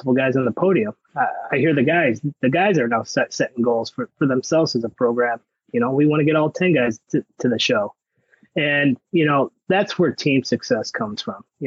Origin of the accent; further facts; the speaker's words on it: Cleveland, Ohio, United States; moved away as an adult; now in Michigan, United States; I came from Ohio, Cleveland area, where we had the CYO or GCCWA